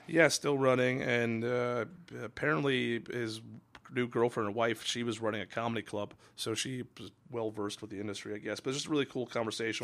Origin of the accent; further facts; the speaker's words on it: Redmond or Kirkland, Washington, United States; moved away; I loved growing up in Redmond or Kirkland, Washington